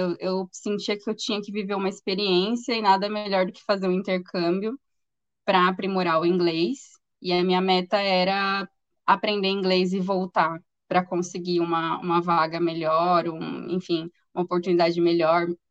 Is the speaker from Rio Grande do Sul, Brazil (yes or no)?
no; interior of São Paulo, Brazil; eu sou do interior de São Paulo